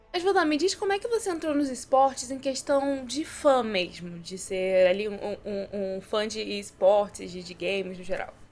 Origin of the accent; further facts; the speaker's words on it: Nilópolis, Rio de Janeiro, Brazil; eu sou de Nilópolis